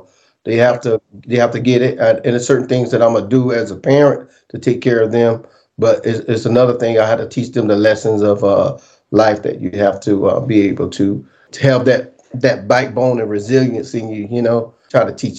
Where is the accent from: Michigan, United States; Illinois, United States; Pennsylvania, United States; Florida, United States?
Florida, United States; St. Petersburg; now in Riverview, United States; I grew up, born and raised in St. Petersburg, Florida